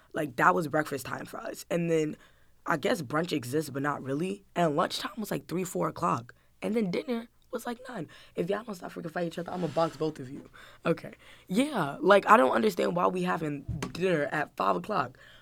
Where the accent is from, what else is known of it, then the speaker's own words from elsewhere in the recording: New Jersey, United States; also born or lived in Atlanta, Georgia, United States; I moved up to Jersey